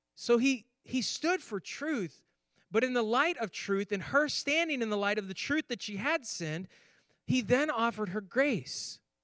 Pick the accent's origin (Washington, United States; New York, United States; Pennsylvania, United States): New York, United States; Finger Lakes; moved away; I grew up in New York on the Finger Lakes, the pinky of the Finger Lakes, in fact.